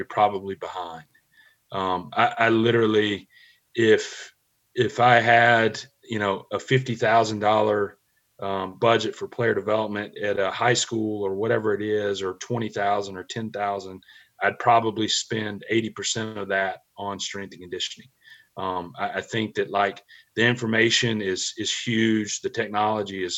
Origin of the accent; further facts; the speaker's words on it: Mississippi, United States; growing up in Mississippi, I grew up an Ole Miss fan